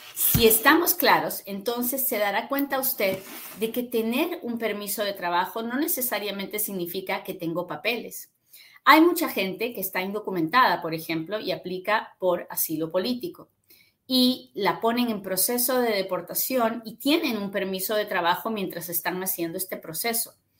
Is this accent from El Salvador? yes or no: no; Peru; now in United States; yo soy peruana también